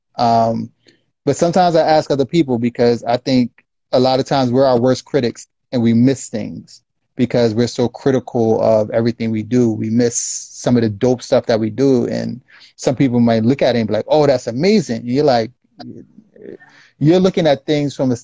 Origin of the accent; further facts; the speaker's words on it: Irvington, New Jersey, United States; we grew up in Irvington